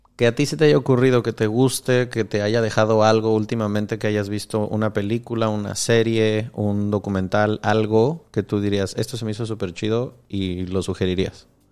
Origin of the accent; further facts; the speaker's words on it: Michoacán, Mexico; si de allí mero vengo, es precioso